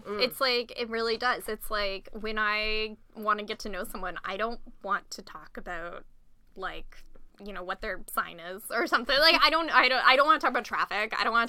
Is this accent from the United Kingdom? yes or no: no; Ontario, Canada; it was in Toronto, because I'm from Ontario.